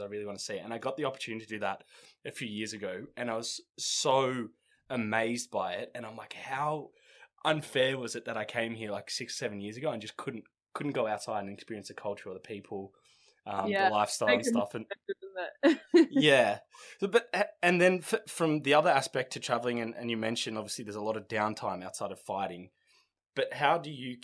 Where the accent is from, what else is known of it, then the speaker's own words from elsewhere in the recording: Australia; we come from Australia